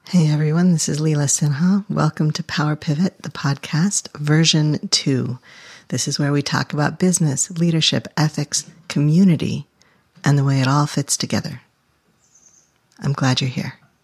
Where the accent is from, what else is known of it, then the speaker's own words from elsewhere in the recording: New England, United States; growing up in New England